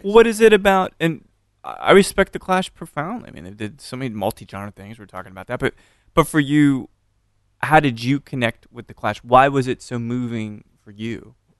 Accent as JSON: {"language": "English", "town": "Austin", "region": "Texas", "country": "United States", "said": "I'm from Austin"}